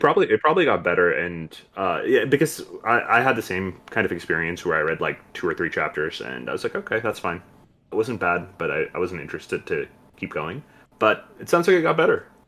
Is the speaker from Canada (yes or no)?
no; India; As an Indian